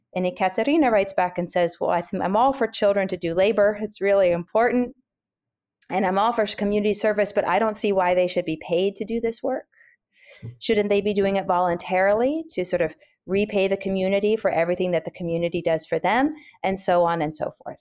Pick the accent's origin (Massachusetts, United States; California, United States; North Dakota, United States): California, United States; Oakland; also born or lived in Berkeley / San Francisco; I grew up in Oakland, California, and spent most of my life in Oakland, Berkeley, and San Francisco when I was a, when I was a kid and a teenager